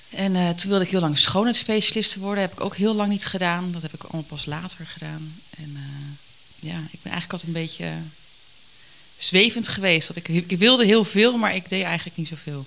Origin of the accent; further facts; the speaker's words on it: Harderwijk, Gelderland, Netherlands; moved away; also born or lived in Ermelo / Putten; Ik ben geboren in Harderwijk. Opgegroeid met, eh, een leuk gezin met mijn ouders en mijn zusje